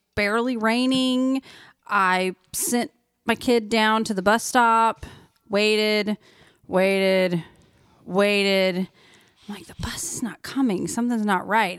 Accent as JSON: {"language": "English", "region": "Oklahoma", "country": "United States", "moved": "as an adult", "lives_now": "Branson area, Missouri, United States", "said": "I'm from Oklahoma, flat land"}